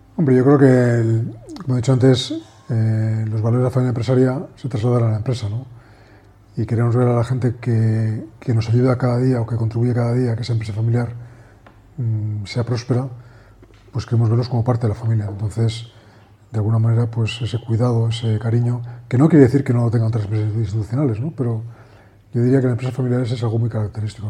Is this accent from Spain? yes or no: yes; Madrid, Community of Madrid, Spain; also born or lived in Menorca; somos de Madrid